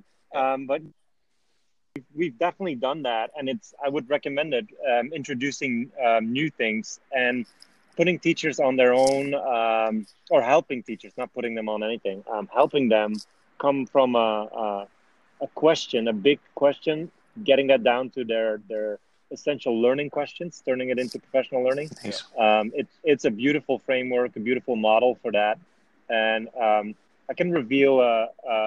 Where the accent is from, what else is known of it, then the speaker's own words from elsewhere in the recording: Belgium; I come from Belgium